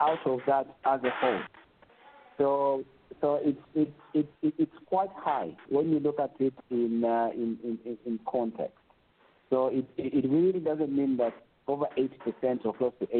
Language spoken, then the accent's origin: English; Ndola, Copperbelt Province, Zambia; we are born and bred in Kabushi constituency. I was raised in Lesotho.